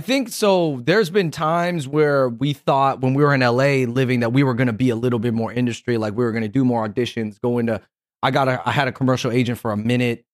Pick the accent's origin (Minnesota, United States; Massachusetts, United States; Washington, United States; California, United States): Washington, United States; Kent; moved away as an adult; also born or lived in Los Angeles; now in New York, United States; we grew up in South Seattle, Kent, Washington, and then we moved to L A after college